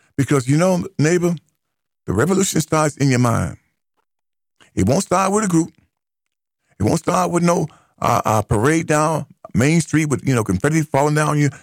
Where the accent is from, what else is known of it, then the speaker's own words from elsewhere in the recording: United States; as an American, not an African, as an American, who identifies as an American descendant of slavery